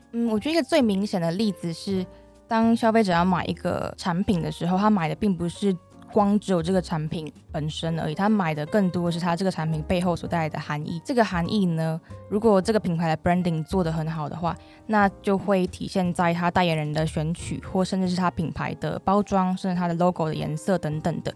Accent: Taiwan; moved away as an adult; also born or lived in Manchester, United Kingdom; 我未来如果回来台湾

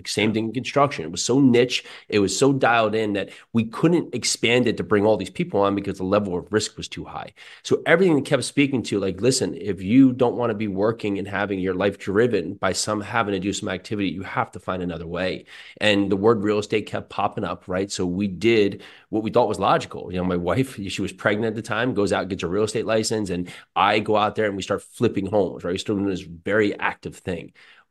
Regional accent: Westfield, New Jersey, United States; I grew up in New Jersey, Westfield, New Jersey.

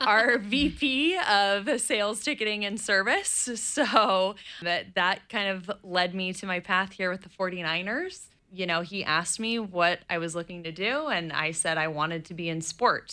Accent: East Bay, California, United States; my parents live in the East Bay, and that's where I grew up

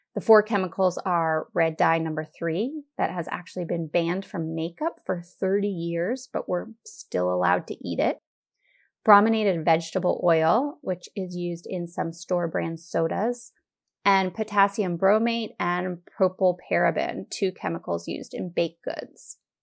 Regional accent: United States; we as an American society

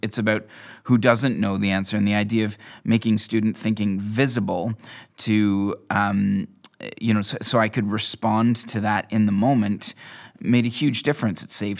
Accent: Canada; now in Scotland; I moved here from Canada in 2005

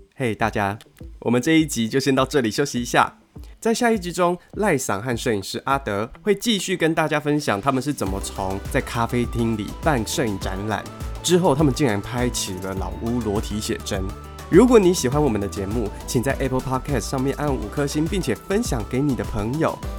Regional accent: Taipei, Taiwan; 因为我自己是台北人，然后我又在台北长大

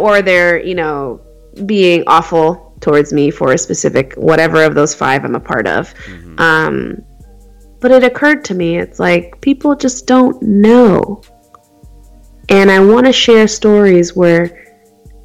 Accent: Phoenix, Arizona, United States; I was born and raised in Phoenix, Arizona. I've never really been anywhere else

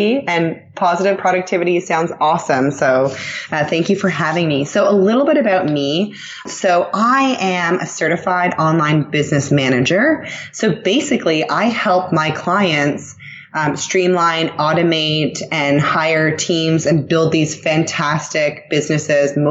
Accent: Toronto, Ontario, Canada; moved away as an adult; now in Israel; I'm actually originally Canadian. I'm from Toronto. 10 years ago, I moved to Israel.

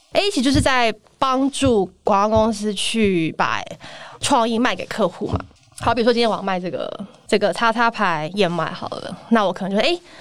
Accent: Taiwan; moved away as an adult; 回到台湾来，然后创业

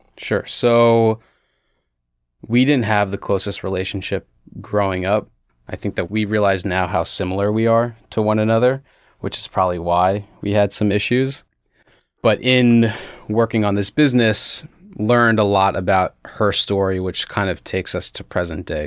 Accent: United States; moved away as an adult; also born or lived in Bethesda, Maryland; I was born and raised outside D C in the suburbs

